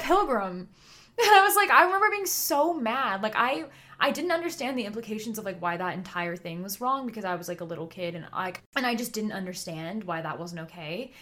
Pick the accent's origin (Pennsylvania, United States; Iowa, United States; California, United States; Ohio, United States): California, United States; We're from California